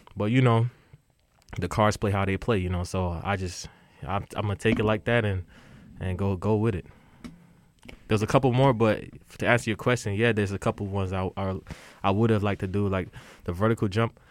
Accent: Nigeria; I grew up playing soccer because uh, I'm Nigerian

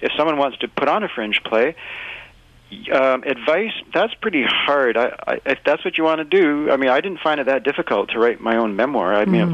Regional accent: Winnipeg, Manitoba, Canada; moved away; was born in Winnipeg

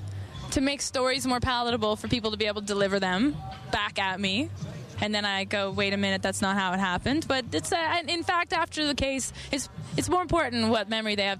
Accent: Calgary, Alberta, Canada; I'm from Calgary.

